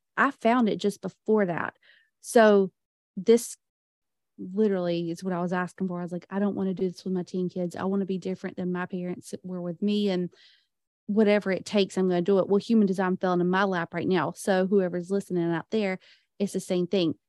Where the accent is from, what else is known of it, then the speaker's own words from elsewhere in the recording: the Bible Belt, United States; I was raised in the Bible Belt